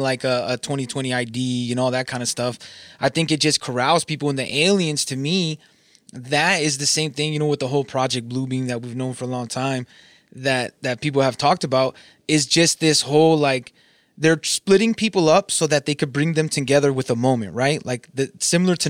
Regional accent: Southern California, United States; I'm from Southern California.

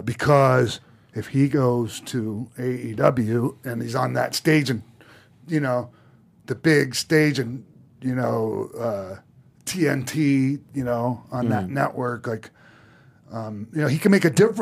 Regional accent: St. Petersburg, Florida, United States; That's, because the camp of St. Pete, that's my hometown.

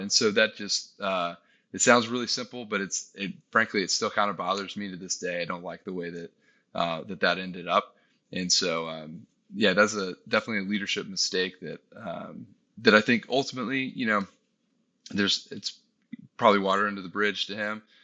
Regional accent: Texas, United States; moved away as an adult; we were able to move back to my hometown in, in Texas

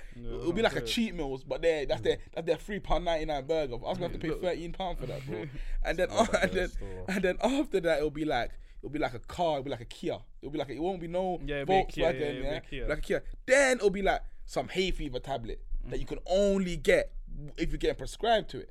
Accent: London, United Kingdom; I only know London

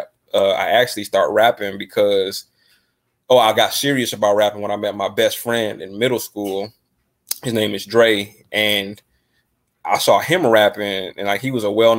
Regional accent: Detroit, Michigan, United States; also born or lived in Downriver, Michigan; I'm from Detroit, Michigan. Got to give a shout out to my city, the great Motown. Just growing up

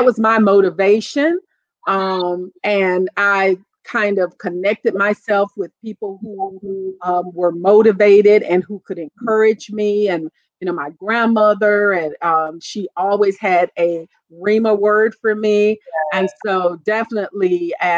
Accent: Toledo, Ohio, United States; moved away as an adult; now in North Carolina, United States; I grew up in Toledo, and I was a teen mom

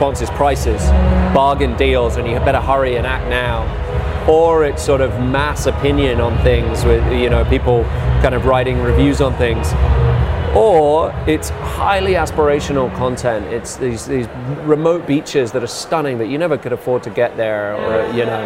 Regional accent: England, United Kingdom; now in United States; as an Englishman

